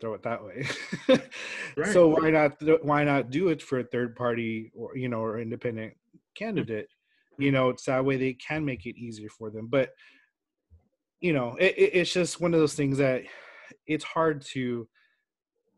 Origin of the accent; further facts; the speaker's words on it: South Side, Texas, United States; I grew up on the South Side